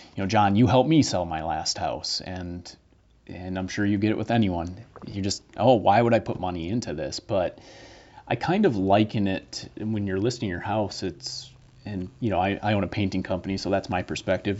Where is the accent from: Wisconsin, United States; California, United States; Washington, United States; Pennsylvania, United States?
Wisconsin, United States; Green Bay; moved away as an adult; now in Milwaukee, United States; I grew up in Green Bay, moved to Milwaukee in 2004